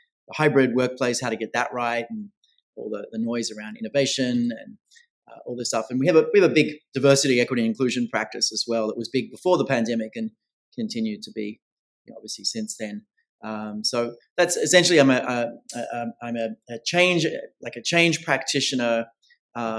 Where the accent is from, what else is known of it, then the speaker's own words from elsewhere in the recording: Australia; now in New York City, United States; I'm originally Australian, born and bred there, based now full-time in New York City